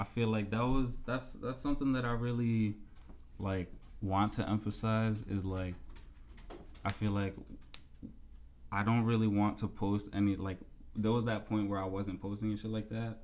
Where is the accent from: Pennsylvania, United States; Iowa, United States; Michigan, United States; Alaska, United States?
Pennsylvania, United States; Allentown; I grew up in Allentown